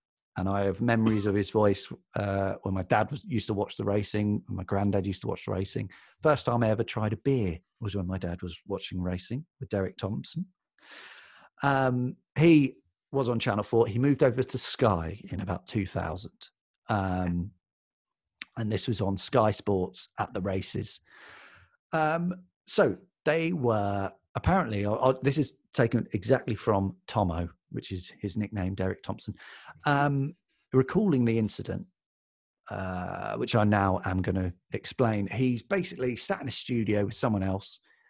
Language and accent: English; London, United Kingdom; I was reading The Guardian because I'm from London. I'm from South London.